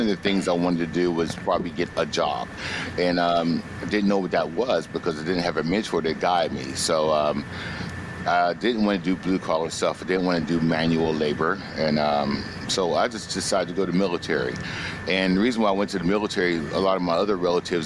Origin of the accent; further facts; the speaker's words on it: Braddock, Pennsylvania, United States; moved away; I'm from Braddock, Pennsylvania. So Braddock, Pennsylvania is a small steel town in Pennsylvania, right outside of Pittsburgh.